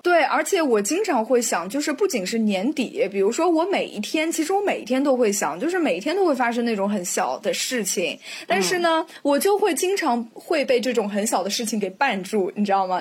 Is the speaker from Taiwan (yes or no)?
no; China; 我们中国人就非常喜欢许愿